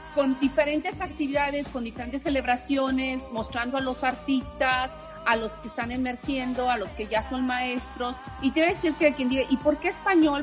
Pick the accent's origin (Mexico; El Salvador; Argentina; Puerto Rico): Mexico; now in Orlando, United States; de México somos el grupo más grande